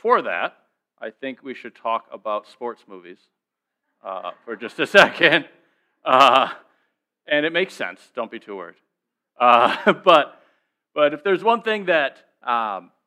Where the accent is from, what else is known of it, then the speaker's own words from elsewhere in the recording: Minnesota, United States; I'm from Minnesota